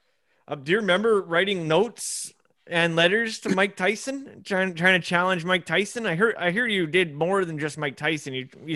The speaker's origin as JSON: {"language": "English", "region": "Scotland", "country": "United Kingdom", "said": "I'm Scottish."}